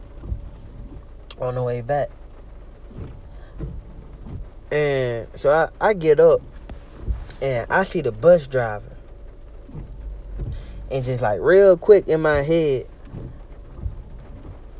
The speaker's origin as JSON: {"language": "English", "town": "Memphis", "region": "Tennessee", "country": "United States", "tie": "born or raised there", "moved": "yes", "said": "I went to Memphis, my hometown."}